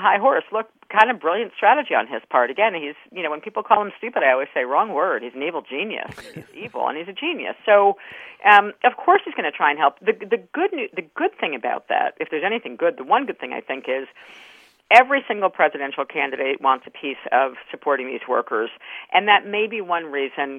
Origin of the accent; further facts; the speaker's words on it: New York, United States; I grew up in New York State, but on the border of New Jersey